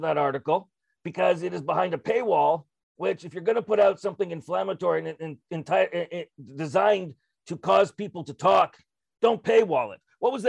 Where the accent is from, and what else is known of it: Canada